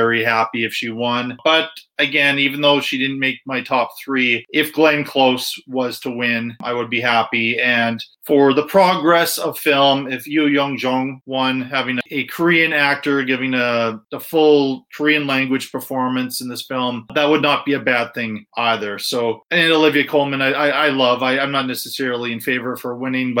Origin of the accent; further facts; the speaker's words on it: Ireland; I am Irish